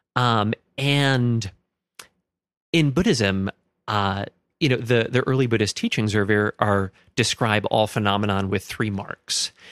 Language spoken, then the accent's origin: English; Stillwater, Minnesota, United States; I grew up in Stillwater, Minnesota